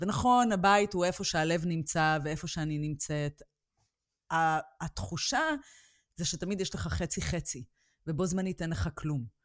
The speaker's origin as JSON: {"language": "Hebrew", "country": "Israel", "tie": "born or raised there", "moved": "as an adult", "said": "ישראל תמיד תהיה הבית שלי, כי שם המשפחה שלי, החברים שלי, שם נולדתי, שם גדלתי"}